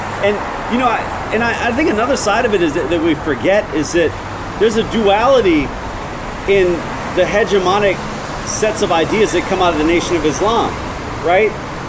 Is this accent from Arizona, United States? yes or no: no; Connecticut, United States; no, Connecticut. Like, really, Connecticut. Like, I am this light skin for a reason.